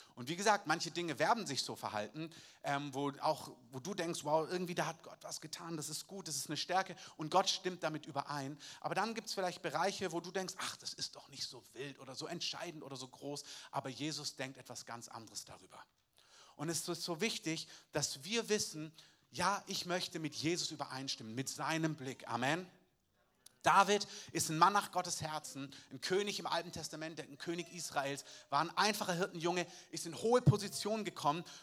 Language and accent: German; Southern Germany, Germany; als Süddeutscher